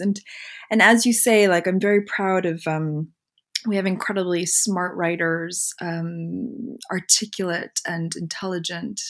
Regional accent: Montreal, Quebec, Canada; moved away as an adult; also born or lived in Philadelphia / San Francisco; now in London, United Kingdom; But I grew up in Montreal

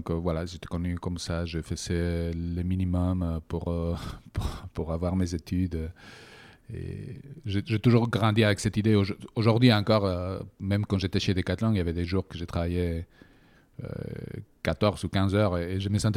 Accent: Bilbao, Basque Country, Spain; French is a second language; De Bilbao.

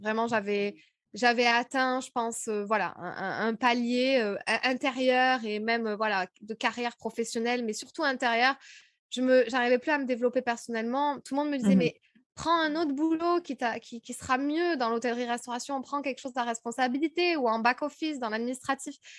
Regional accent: France; accent: French; moved away as an adult; also born or lived in Paris / United States; Je parlais anglais, mais alors à tout va, avec mon vieux accent français

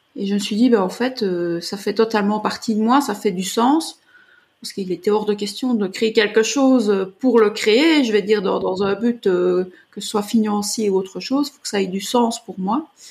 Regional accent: Belgium; je suis originaire de Belgique

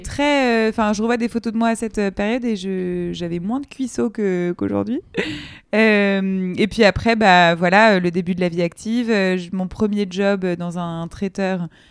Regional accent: Colombes, Île-de-France, France; j'ai grandi à Colombes en, banlieue parisienne

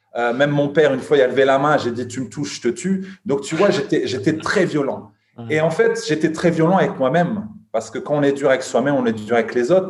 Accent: Lille, Hauts-de-France, France; now in Luxembourg; je suis originaire de Lille mais j'habite à Luxembourg

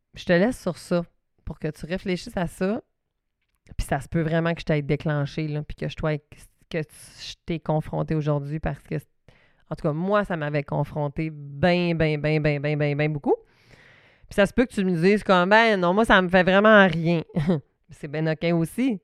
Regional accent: Saguenay, Quebec, Canada; accent: Saguenay; mon petit accent du Saguenay

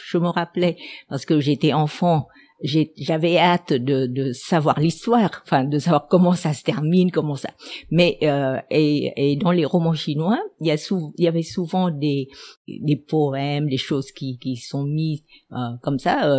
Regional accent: Ho Chi Minh City, Vietnam; first language Vietnamese; French is a second language; also born or lived in Ben Tre Province / France; mes, parents sont venus jeunes s'installer à Seigon, donc je suis née à Seigon. je me sentais euh, euh enracinée à Seigon

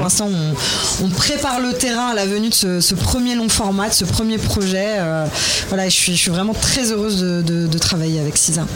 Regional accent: Metz, Grand Est, France; je viens de Metz et que mon papa m'a traîné euh, au stade Saint-Symphorien toute petite

